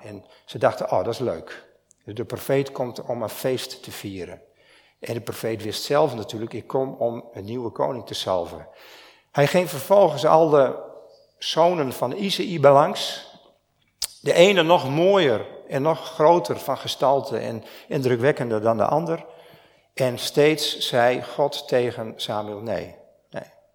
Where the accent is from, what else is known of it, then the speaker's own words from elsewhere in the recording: Stiens, Friesland, Netherlands; Ik kom uit Stiens